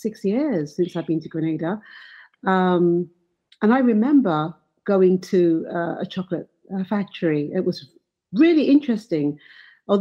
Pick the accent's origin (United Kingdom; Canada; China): United Kingdom; England; growing up in England